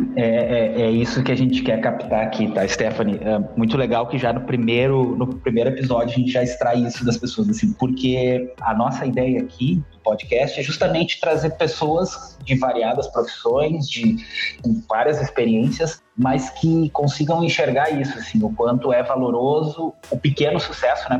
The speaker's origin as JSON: {"language": "Portuguese", "town": "Porto Alegre", "region": "Rio Grande do Sul", "country": "Brazil", "said": "Eu sou da cidade de Porto Alegre, aqui no Rio Grande do Sul"}